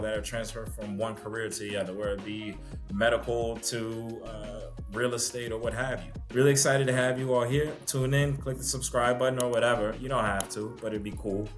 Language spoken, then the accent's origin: English; New Orleans, Louisiana, United States; I'm from New Orleans, played football at Hampton University